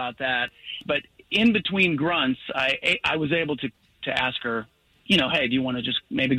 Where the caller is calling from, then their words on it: Winter Park, Florida, United States; Hey, guys, I'm calling from Winter Park.